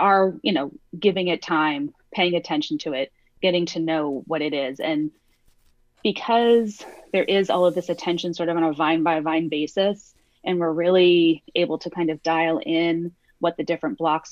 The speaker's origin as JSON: {"language": "English", "town": "Santa Monica", "region": "California", "country": "United States", "tie": "born or raised there", "also_born_or_lived": "San Diego", "said": "I grew up in Santa Monica. So I grew up in a beach town"}